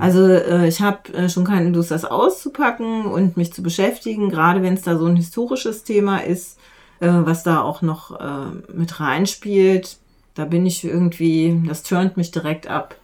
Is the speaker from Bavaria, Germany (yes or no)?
no; Untereichsfeld, Lower Saxony, Germany; ich komme aus, äh, aus dem Unterreichsfeld, also Duderstadt ist da äh, die, ja, die, die zentrale Stadt